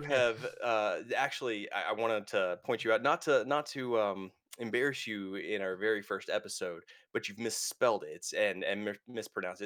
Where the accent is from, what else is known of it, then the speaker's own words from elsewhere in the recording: United States; I'm American